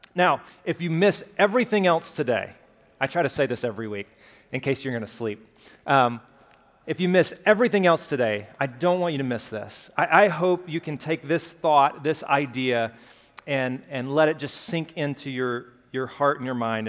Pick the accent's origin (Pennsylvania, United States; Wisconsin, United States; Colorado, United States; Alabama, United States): Alabama, United States; Pelham; accent: Southern; I grew up in Pelham, Alabama, just south of Birmingham, small town